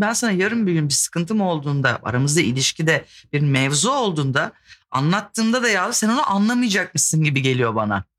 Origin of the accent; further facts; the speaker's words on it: İzmir, Turkey; Ben İzmirliyim